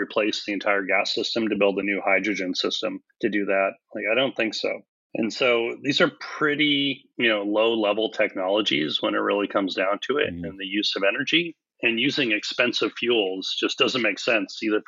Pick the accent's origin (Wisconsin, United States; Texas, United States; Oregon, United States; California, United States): California, United States; moved away; also born or lived in Hawaii; I was raised in California and then Hawaii